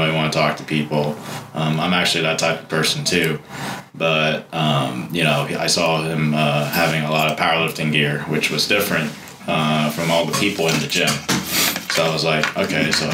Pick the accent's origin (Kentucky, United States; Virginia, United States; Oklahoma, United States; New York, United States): Virginia, United States; moved away; I'm actually from Virginia.